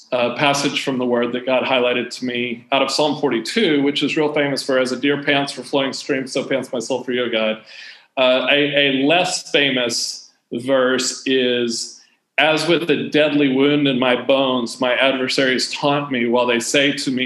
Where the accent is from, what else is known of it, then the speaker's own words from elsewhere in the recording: United States; moved away; when I was growing up in the States